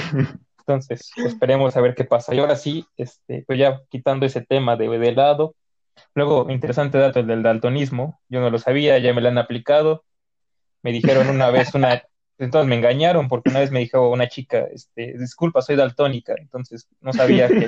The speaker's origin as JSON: {"language": "Spanish", "country": "Mexico", "said": "yo como buen mexicano"}